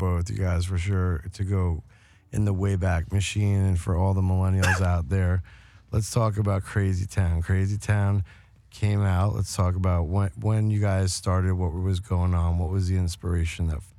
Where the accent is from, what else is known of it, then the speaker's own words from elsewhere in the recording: New York, United States; also born or lived in Las Vegas; now in California, United States; I grew up in New York, so kind of like, you know, born in the East, rest in the West type of thing. Grew up one half and then came here.